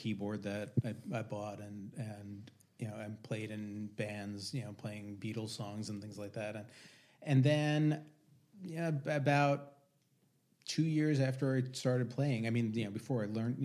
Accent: Long Island, New York, United States; I grew up on Long Island.

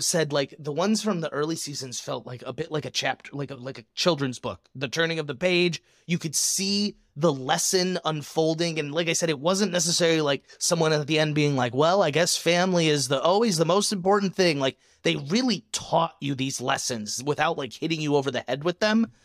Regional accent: Michigan, United States; now in Arizona, United States; Growing up in Michigan

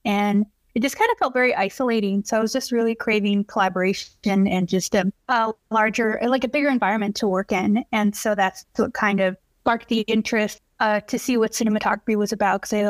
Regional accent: Texas, United States; moved away; I was born and raised in Texas

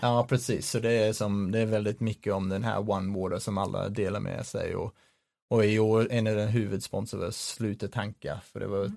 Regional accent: Sydney, New South Wales, Australia; Swedish is a second language; moved away as an adult; now in Sweden; med rötter i Australien, så jag växte upp uh, i Sydney

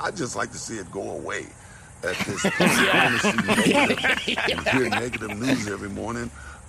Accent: San Francisco, California, United States; When I was a kid growing up in San Francisco.

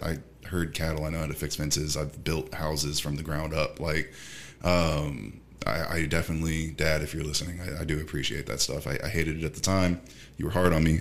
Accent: Houston, Texas, United States; also born or lived in Baltimore, Maryland / Grover, Wyoming; I was raised mostly here

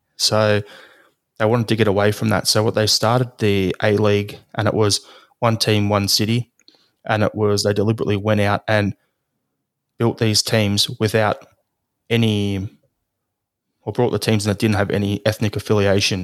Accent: Melbourne, Victoria, Australia; from Melbourne

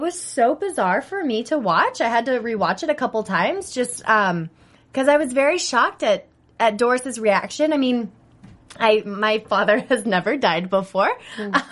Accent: Bay Area, California, United States; I'm from the Bay Area

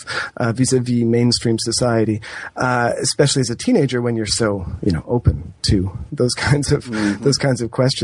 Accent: Toronto, Ontario, Canada; I grew up in Toronto, and I was born in the late 70s

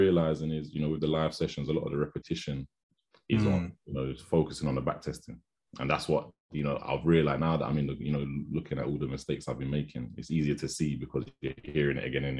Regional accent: London, United Kingdom; So I'm from Southeast London.

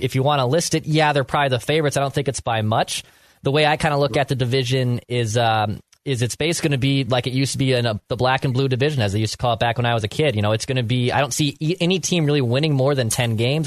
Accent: Minneapolis, Minnesota, United States; I grew up in Minneapolis, St. Paul my entire life

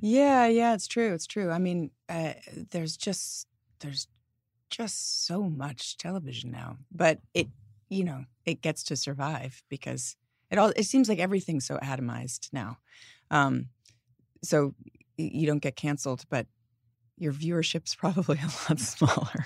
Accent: New York, United States; growing up in New York

